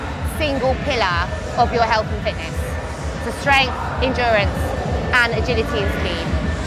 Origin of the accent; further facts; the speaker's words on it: London, United Kingdom; I'm from London.